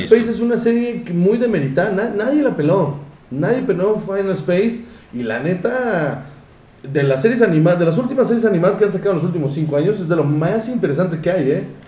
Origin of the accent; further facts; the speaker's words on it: Mexico; nosotros como mexicanos